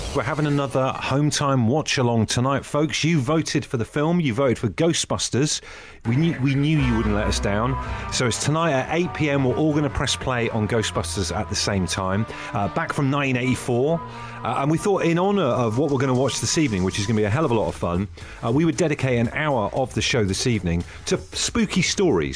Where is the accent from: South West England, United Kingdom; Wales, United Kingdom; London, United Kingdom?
South West England, United Kingdom; Brixham; in Brixham, where, where I grew up